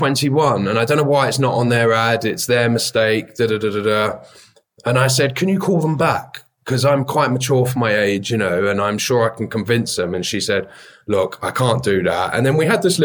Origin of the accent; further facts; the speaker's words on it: London, United Kingdom; I grew up in Bethnal Green in East London